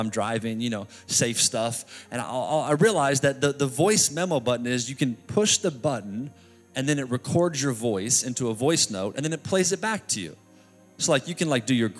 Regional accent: New York City, New York, United States; I'm from New York City

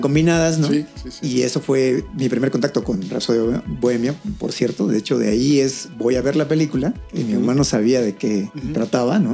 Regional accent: Chiapas, Mexico; Yo soy de Chiapas, allá llegaban menos canales

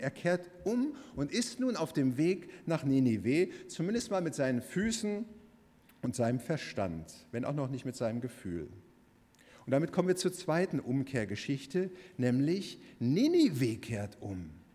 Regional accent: Bochum, North Rhine-Westphalia, Germany; Bochum, wo ich herkomme

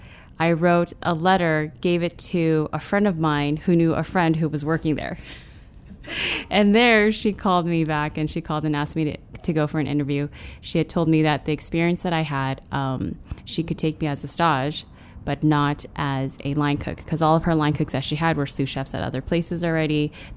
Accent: San Francisco, California, United States; born there; My parents are, they came here to the States during the Vietnam War in the late 70s, early 80s. I was born in San Francisco.

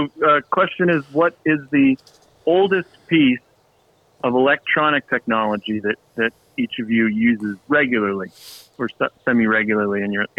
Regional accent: Agoura Hills, California, United States; I'm from Agoura Hills.

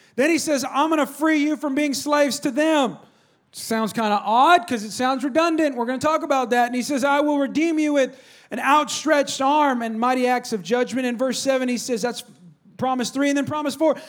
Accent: California, United States; now in Texas, United States; I'm from California

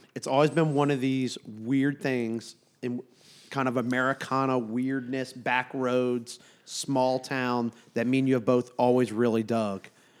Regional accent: Charleston, South Carolina, United States; someone born and raised in Charleston.

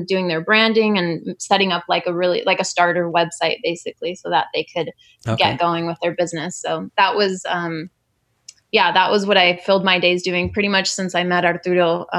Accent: Modesto, California, United States; now in Long Beach, United States; I grew up in California

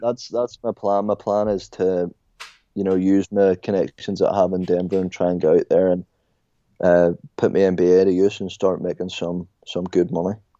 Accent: Ireland; I was like, Ireland

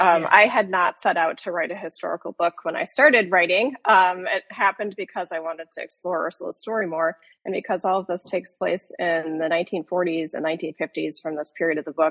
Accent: Minnesota, United States; moved away as an adult; now in Chicago, United States; I grew up in Minnesota, and I now live in Chicago

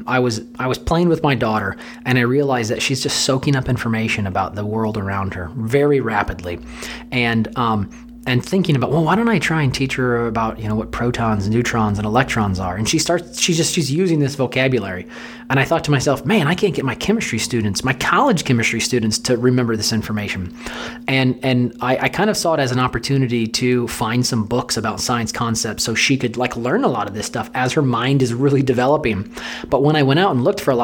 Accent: St. Louis, Missouri, United States; I'm from St. Louis. Born and raised here

